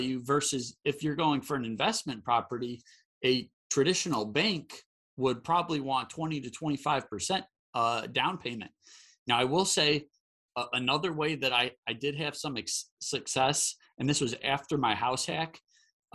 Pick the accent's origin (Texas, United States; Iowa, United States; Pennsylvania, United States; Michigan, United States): Michigan, United States; now in Charlotte, United States; where I grew up in Michigan. I live in North Carolina